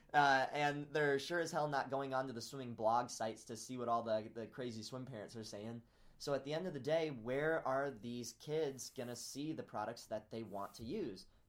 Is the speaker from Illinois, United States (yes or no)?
yes; Peoria, Illinois, United States; moved away as an adult; now in Ames, United States; I grew up in Peoria, Illinois